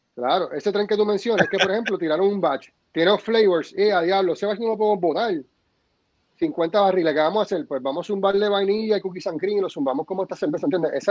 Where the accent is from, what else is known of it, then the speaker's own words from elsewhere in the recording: Puerto Rico; así somos los boricuas